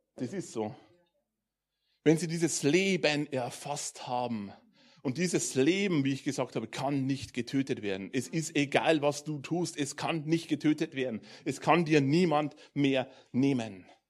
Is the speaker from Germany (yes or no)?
yes; Bavarian Forest, Germany; ich komme aus dem Bayerischen Wald vor zwei Jahren sind wir ein bisschen näher in die Richtung Zivilisation gezogen.